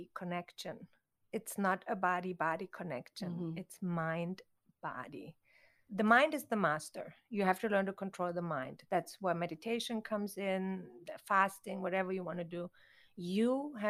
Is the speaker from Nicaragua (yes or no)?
no; Konstanz, Baden-Württemberg, Germany; moved away as an adult; also born or lived in Thailand; now in Los Angeles, United States; I grew up in Europe